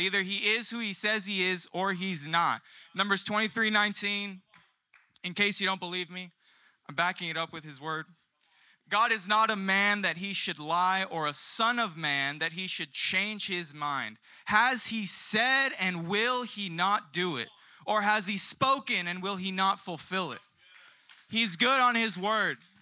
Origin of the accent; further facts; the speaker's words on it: San Diego, California, United States; moved away as an adult; also born or lived in Australia; now in Carlsbad, United States; I'm originally from South San Diego, um, and I moved up to the promised land of Carlsbad in twenty twenty